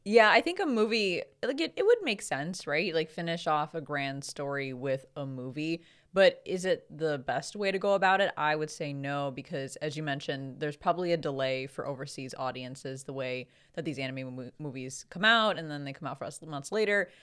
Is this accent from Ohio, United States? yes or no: no; Chicago, Illinois, United States; It's our home convention because we're from Chicago